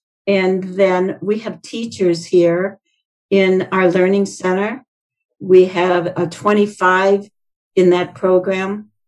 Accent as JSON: {"language": "English", "region": "Indiana", "country": "United States", "said": "You know, I came from Indiana, so I follow what they're doing up there."}